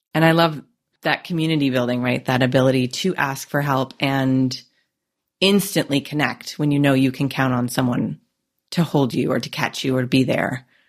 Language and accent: English; Canada; I'm Canadian